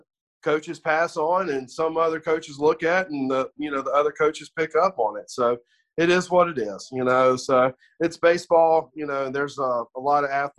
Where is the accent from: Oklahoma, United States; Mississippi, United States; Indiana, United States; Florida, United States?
Mississippi, United States; born and bred in Mississippi